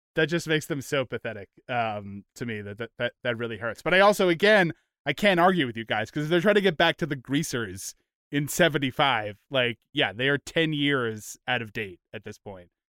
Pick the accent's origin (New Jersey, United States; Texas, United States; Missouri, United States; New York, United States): New York, United States; Long Island; we all grew up on Long Island, uh, in New York